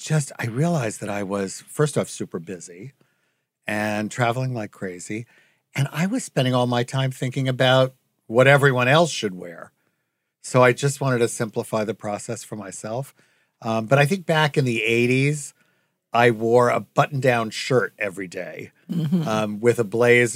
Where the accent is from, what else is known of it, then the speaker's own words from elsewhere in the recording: Long Island, New York, United States; Long Island, yep. And I moved in when I was 18.